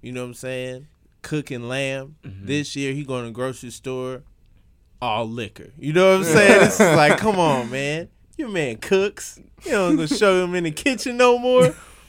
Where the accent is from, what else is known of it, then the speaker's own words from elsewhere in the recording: Atlanta, Georgia, United States; I'm from Atlanta. You know what I'm saying? like that's Home Depot town.